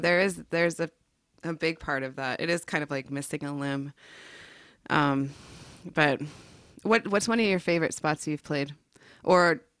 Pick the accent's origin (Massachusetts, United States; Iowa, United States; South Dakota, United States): South Dakota, United States; also born or lived in California / Oregon; I grew up in South Dakota, and then it was like, we're going to California, and then we're going to Oregon